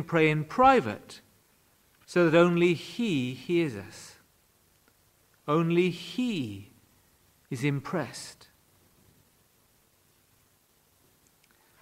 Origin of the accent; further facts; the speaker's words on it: Wales, United Kingdom; When I was growing up in Wales, prayer was a very significant part of church life